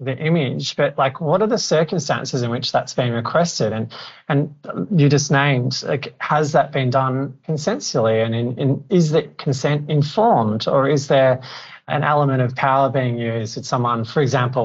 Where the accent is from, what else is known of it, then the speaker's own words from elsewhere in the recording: Australia; I'm Australian